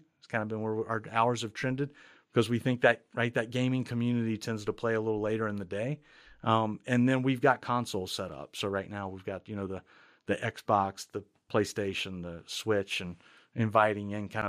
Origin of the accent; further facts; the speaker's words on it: Baton Rouge, Louisiana, United States; my background being in and around higher ed, I grew up at LSU in Baton Rouge, Louisiana